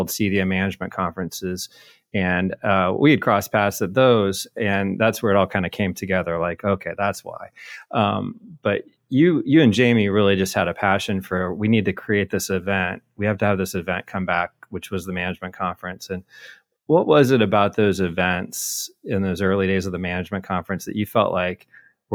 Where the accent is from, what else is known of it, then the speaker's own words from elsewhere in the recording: Midwest, United States; I'm a Midwesterner